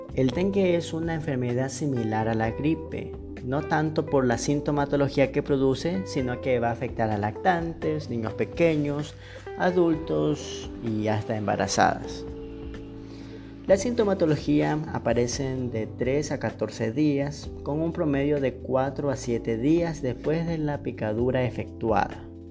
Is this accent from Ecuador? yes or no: yes; Ecuador; soy médico general de Ecuador